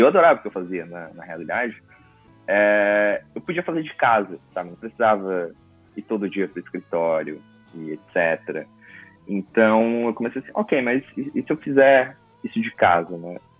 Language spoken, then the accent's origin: Portuguese; coast of Santa Catarina, Brazil; sou lá do litoral de Santa Catarina